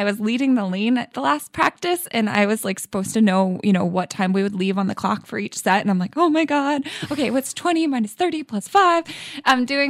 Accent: Massachusetts, United States; who is my swim coach at Greenwood Swim Club when I was growing up in Central Mass. And he's always such an inspiration. And we trained at Quinsigamond Community College.

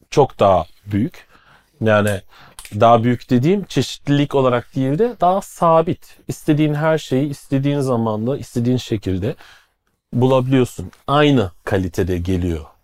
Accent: Black Forest region, Stuttgart, Pforzheim, Baden-Württemberg, Germany; moved away as an adult; now in Istanbul, Turkey; daha güney tarafından Kara Orman bölgesi Stuttgart, Pforzheim, Schwarzwald aynen.

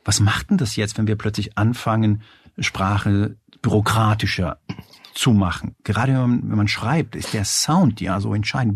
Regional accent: Hanau, Hesse, Germany; ich bin äh, Spanier, bin aber in, in Hanau bei, äh, bei Frankfurt aufgewachsen

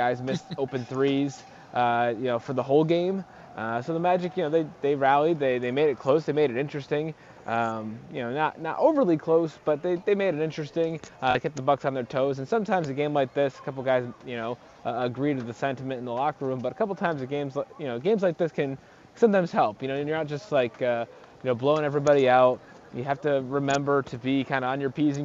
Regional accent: Connecticut, United States; now in Milwaukee, United States; I grew up in Connecticut

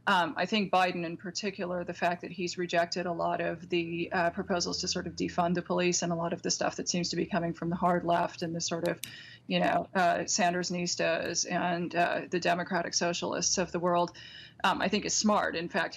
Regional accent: Seattle, Washington, United States; As a younger person, a teenager growing up in Seattle

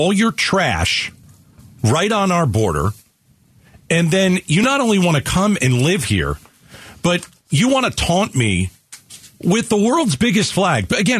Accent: United States; as an American

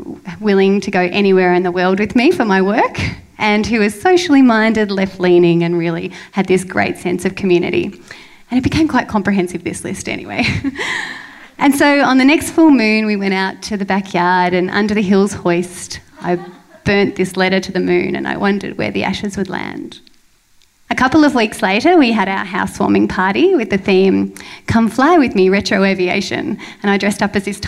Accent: Melbourne, Victoria, Australia; moved away as an adult; also born or lived in Banda Aceh, Indonesia; I moved back to my hometown, Melbourne

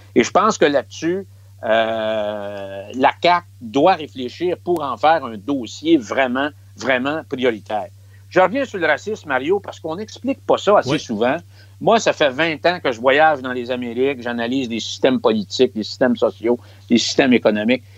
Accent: Quebec, Canada; chez nous au Québec

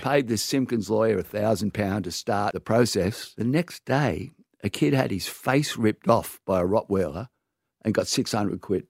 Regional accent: Sydney, New South Wales, Australia; born or raised there

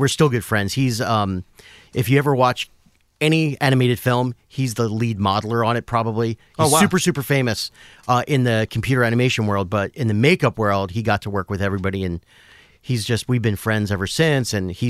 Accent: Willow Grove, Pennsylvania, United States; Philadelphia, okay, originally. Right. Outside in the suburbs, a little town called Willow Grove.

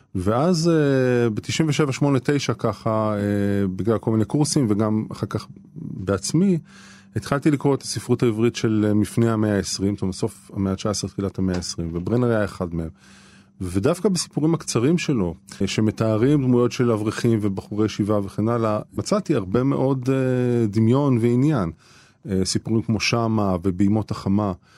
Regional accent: Netanya, Central District, Israel; בית ספר שאני גדלתי בו אה, ולמדתי בו בנתניה

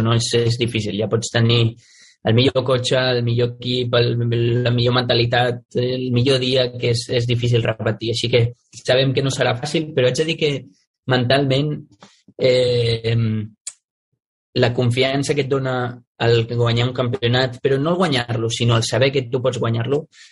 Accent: Sant Antoni de Vilamajor, Catalonia, Spain; és el meu poble, és on m'he criat, on he crescut, és un poble molt petit

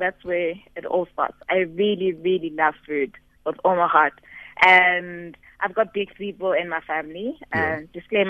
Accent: Modisakeng, North West, South Africa; from a small village in the northwest, about 30 kilometers from Kansas City.

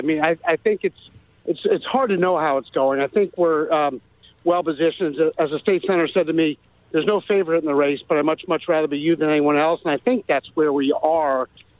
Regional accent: Montgomery County, Maryland, United States; I grew up in Maryland, and I'm actually one of the few candidates that did. So I grew up in Maryland in Montgomery County. I lived about a mile from my elementary school and went away for college and law school, but came back

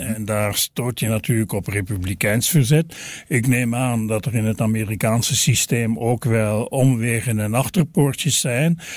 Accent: Belgium; wij als Belgen

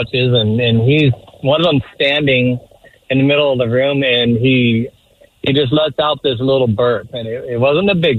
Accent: Spokane, Washington, United States; I'm from Spokane. I'm over here in Seattle about once every 3 months

